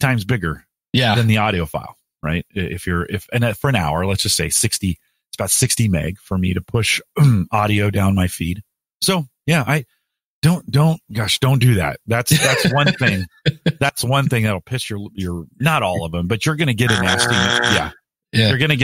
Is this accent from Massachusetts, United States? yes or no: no; California, United States; I'm from California